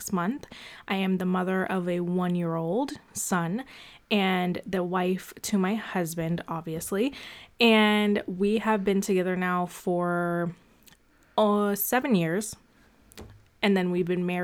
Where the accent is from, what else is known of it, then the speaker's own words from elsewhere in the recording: Boston, Massachusetts, United States; I am from Boston